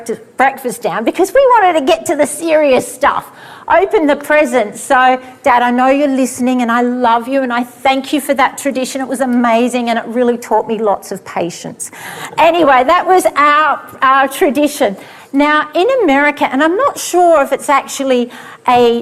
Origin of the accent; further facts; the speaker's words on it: Australia; also born or lived in Sydney; with us Aussies, you know, it's warm here